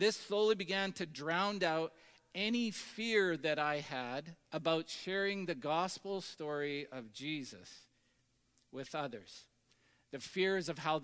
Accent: Tisdale, Saskatchewan, Canada; a young adult that grew up in the, you know, multicultural booming metropolis of Tisdale, Saskatchewan.

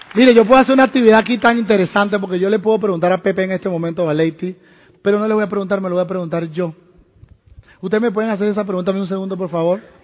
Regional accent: Venezuela; moved away; en Venezuela, en mi país

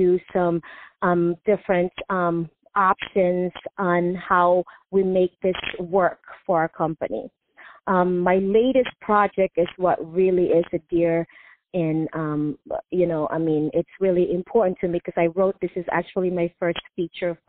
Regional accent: Philippines; moved away; I grew up in the Philippines

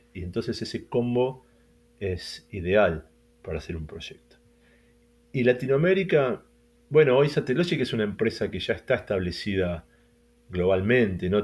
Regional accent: Argentina; Emiliano y yo somos argentinos

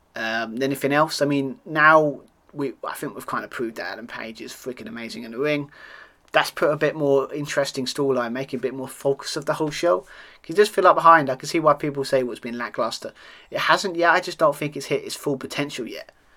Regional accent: United Kingdom; accent: British; being a Brit, as you can hear on my accent

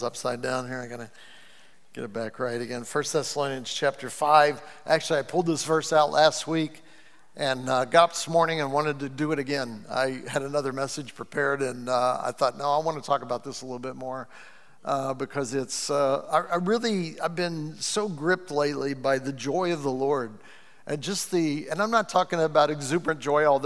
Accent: Cleveland, Ohio, United States; I'm from the U.S.

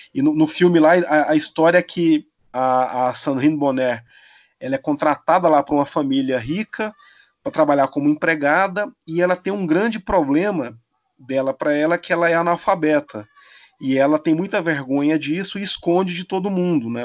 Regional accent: Brazil; para mim como brasileiro

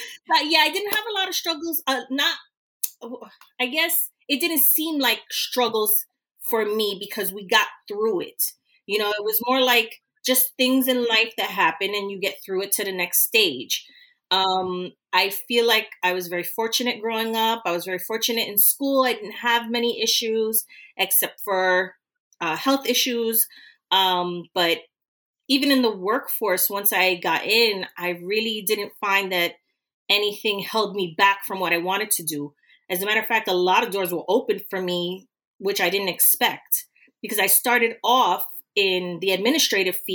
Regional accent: New York, United States; growing up in New York, in the U.S.

